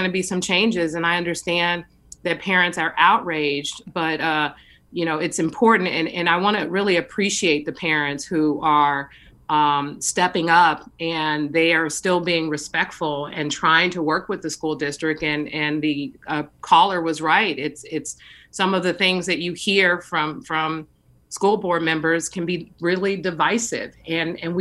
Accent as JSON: {"language": "English", "town": "San Francisco", "region": "California", "country": "United States", "tie": "born or raised there", "said": "I have been really fortunate growing up in San Francisco, attending public schools"}